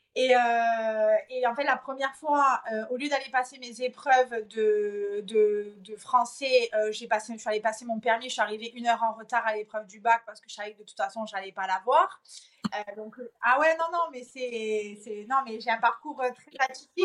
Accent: Marseille, Provence-Alpes-Côte d'Azur, France; moved away; also born or lived in Corsica; je suis originaire de Marseille

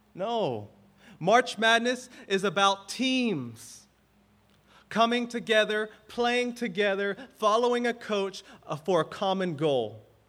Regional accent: the South, United States; now in Hawaii, United States; I grew up in the South

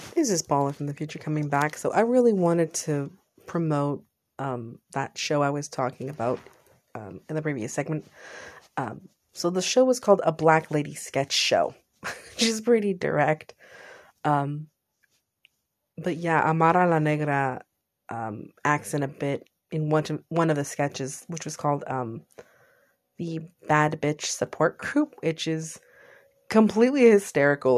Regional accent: San Jose, California, United States; I was born in California, specifically San Jose.

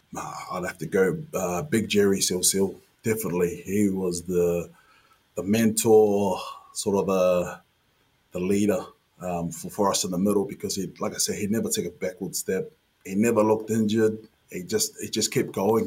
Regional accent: Auckland, New Zealand; moved away as an adult; also born or lived in Wigan; play for my hometown club uh, in front of my family, my friends, my schoolmates.

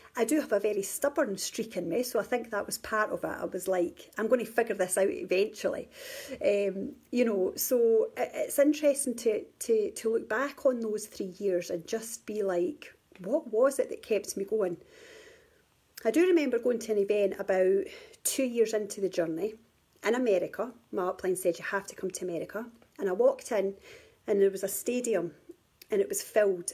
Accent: Scotland, United Kingdom; moved away; also born or lived in England; I live in Scotland and England. I live between both at the moment. I'm originally from Scotland

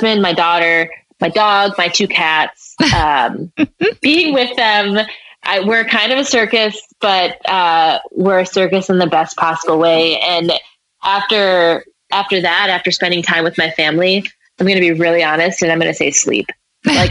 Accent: Midwest, United States; growing up in the Midwest

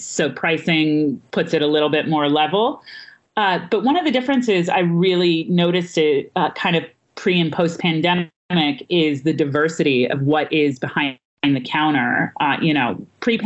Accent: Missouri, United States; now in New York City, United States; my home state of Missouri

